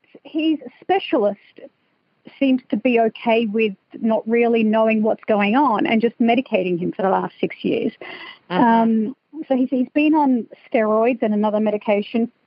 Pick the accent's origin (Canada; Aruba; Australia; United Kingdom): Australia; now in Las Vegas, United States; I'm originally from Australia